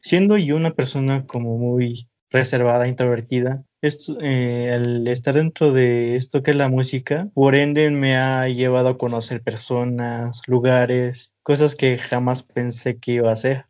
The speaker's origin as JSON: {"language": "Spanish", "region": "Oaxaca", "country": "Mexico", "tie": "born or raised there", "moved": "yes", "lives_now": "Mexico City, Mexico", "said": "soy originario de un pueblo de Oaxaca, del estado de Oaxaca, y soy músico"}